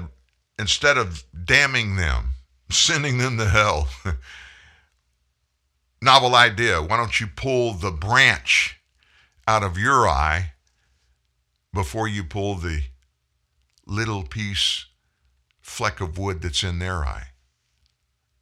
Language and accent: English; United States; I'm an American.